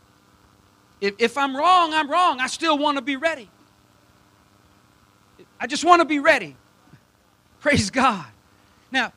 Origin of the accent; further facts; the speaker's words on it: South Louisiana, United States; I'm from South Louisiana, so my English isn't the best either